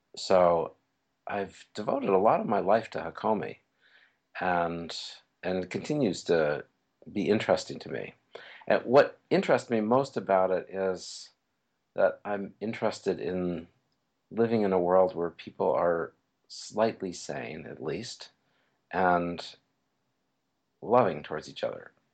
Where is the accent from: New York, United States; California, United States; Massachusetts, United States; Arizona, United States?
New York, United States; New York City; moved away; also born or lived in Bay Area; I grew up in New York City